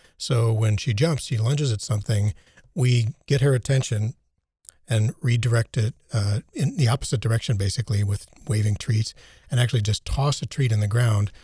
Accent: United States; now in Germany; growing up in the United States

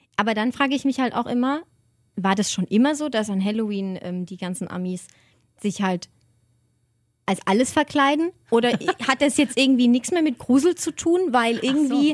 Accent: Germany; von Deutschland, von meiner Heimat

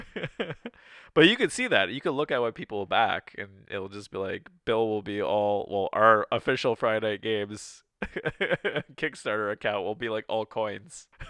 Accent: Canada; we're Canadian

